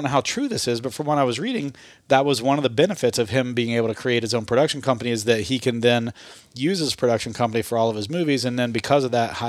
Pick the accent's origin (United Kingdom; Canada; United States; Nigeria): United States; Appalachia; I'm from Appalachia, but I learned.